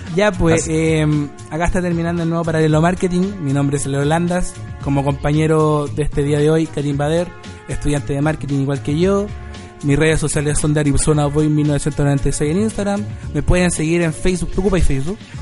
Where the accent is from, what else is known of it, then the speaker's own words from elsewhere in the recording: Paine, Santiago Metropolitan Region, Chile; also born or lived in San Miguel; yo soy de Paine